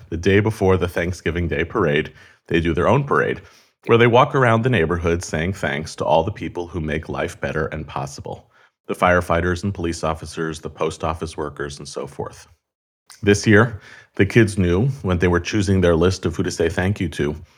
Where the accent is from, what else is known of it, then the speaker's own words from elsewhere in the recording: United States; I'm fourth generation American on all sides. all my grandparents were born here.